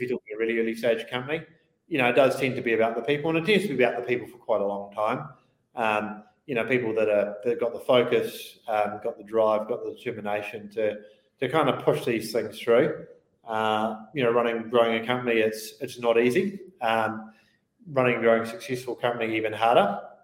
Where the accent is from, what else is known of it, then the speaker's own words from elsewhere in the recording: Christchurch, Canterbury, New Zealand; moved away as an adult; I grew up in Christchurch. I was in Christchurch. Uh, for the first 22 odd years of my life, primarily